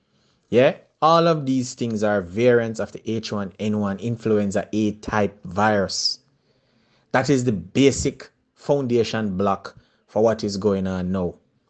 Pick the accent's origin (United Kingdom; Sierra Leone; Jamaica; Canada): Jamaica; I'm very Jamaican, and as much as me possibly can make it understandable for all of you.